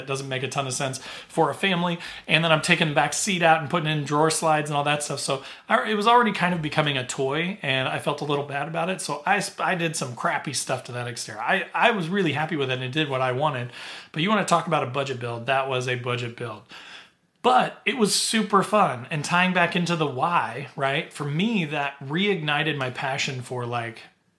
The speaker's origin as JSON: {"language": "English", "region": "Southern Indiana", "country": "United States", "tie": "born or raised there", "said": "growing up in Southern Indiana, I had been a camper my whole life"}